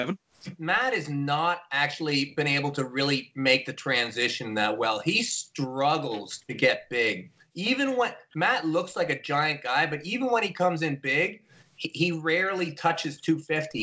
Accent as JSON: {"language": "English", "region": "Ontario", "country": "Canada", "said": "I'm from Ontario."}